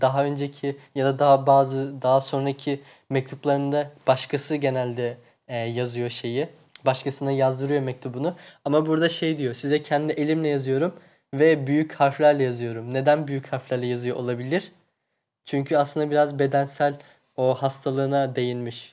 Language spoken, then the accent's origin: Turkish; Tunceli Province, Turkey; Tunceliliyim ben.